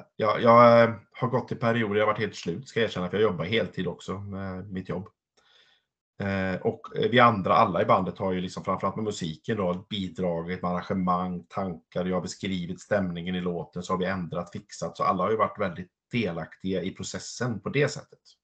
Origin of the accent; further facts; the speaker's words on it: Larv, Västra Götaland, Sweden; min födelseort Larv utanför Vara